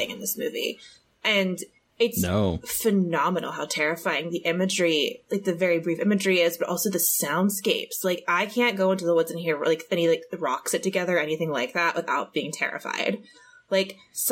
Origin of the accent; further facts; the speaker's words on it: Annapolis, Maryland, United States; I grew up in Annapolis. So really close by. So I'm from Maryland, born and raised